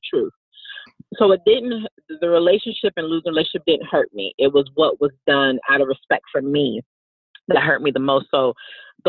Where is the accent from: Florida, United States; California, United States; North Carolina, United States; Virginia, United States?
Virginia, United States; moved away as an adult; also born or lived in Texas; I ended up moving back to my hometown in Virginia